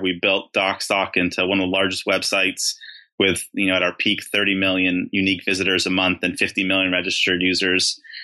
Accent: Beverly Hills, California, United States; I grew up in Beverly Hills.

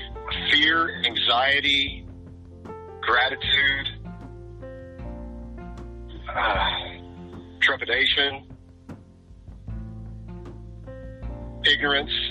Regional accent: the South, Southern United States, United States; I'm a Southerner. So I was raised to be a Southern gentleman.

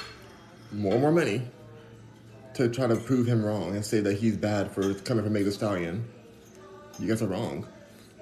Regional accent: Los Angeles, California, United States; moved away as an adult; now in Houston, United States; I'm in Houston, Texas, but I am from Los Angeles, born and raised

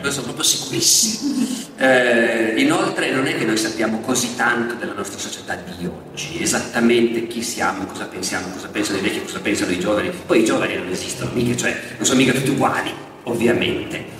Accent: Turin, Piedmont, Italy; io sono di Torino

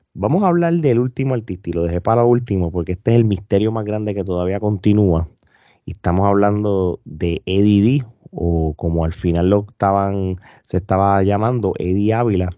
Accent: Puerto Rico; nosotros dos como puertorriqueños

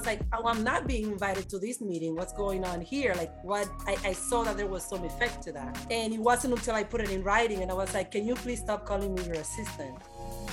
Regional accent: Dominican Republic; English is a second language; moved away as an adult; now in United States; I grew up in the Dominican Republic, so I'm Dominican

